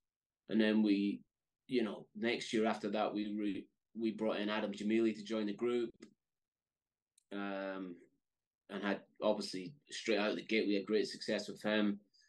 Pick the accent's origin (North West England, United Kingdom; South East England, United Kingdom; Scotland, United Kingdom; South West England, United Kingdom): Scotland, United Kingdom; Fort William; I grew up in Scotland in a small town in the Highlands, a place called Fort William.